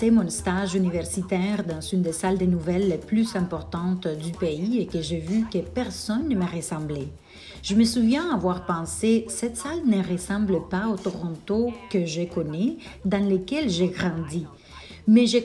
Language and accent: French; Panama; born there; On parle très peu de mon identité panaméenne alors je me sens très fière de représenter mon pays natal.